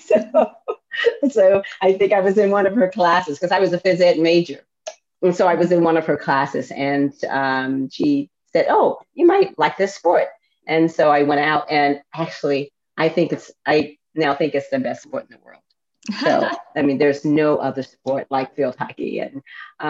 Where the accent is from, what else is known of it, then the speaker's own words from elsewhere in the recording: Chicago, Illinois, United States; moved away; I'm from Chicago, the south side of Chicago